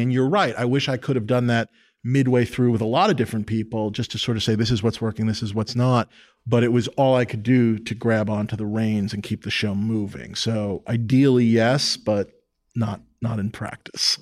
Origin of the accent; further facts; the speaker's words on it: New York City, New York, United States; I grew up in New York City. I grew up on, uh, the Upper West Side, seventieth and West End